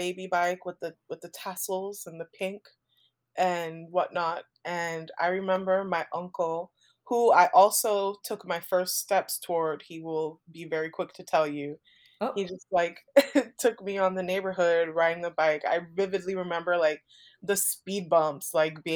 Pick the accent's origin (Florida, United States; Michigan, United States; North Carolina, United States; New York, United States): Florida, United States; Miami; I'm born and raised in Miami, Florida.